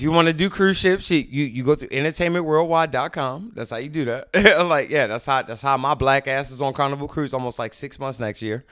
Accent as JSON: {"language": "English", "town": "Baltimore", "region": "Maryland", "country": "United States", "tie": "born or raised there", "moved": "as an adult", "lives_now": "California, United States", "said": "I grew up in Baltimore. That's where I started doing comedy"}